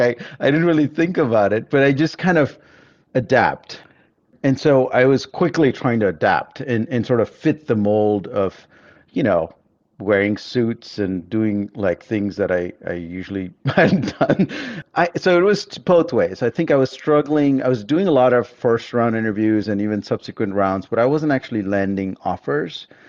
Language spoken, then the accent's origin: English; Bangalore, Karnataka, India; moved away; also born or lived in Germany / United States; I grew up in Bangalore